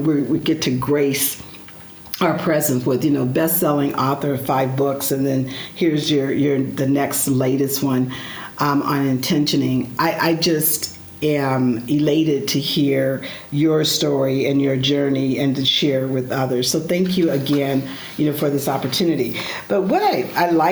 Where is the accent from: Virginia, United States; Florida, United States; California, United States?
California, United States; Stockton; now in Chicago, United States; I grew up in Stockton, California, small rural town